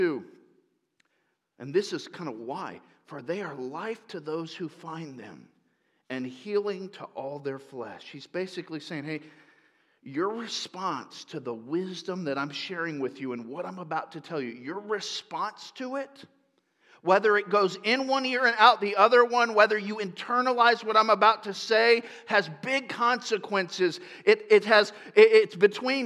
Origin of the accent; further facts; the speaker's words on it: Lakeland, Florida, United States; I grew up in Florida